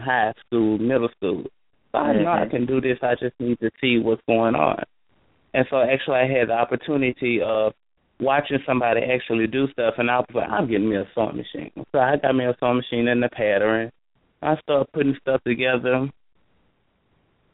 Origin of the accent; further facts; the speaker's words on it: Baton Rouge, Louisiana, United States; moved away as an adult; now in Dallas, United States; I'm originally from Baton Rouge, Louisiana. Now I reside in Dallas, Texas.